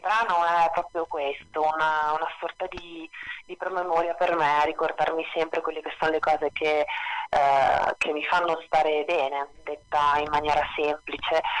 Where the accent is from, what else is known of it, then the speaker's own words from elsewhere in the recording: Trieste, Friuli-Venezia Giulia, Italy; moved away as an adult; also born or lived in Rome; io sono di Trieste in realtà dove sono tornata da quattro anni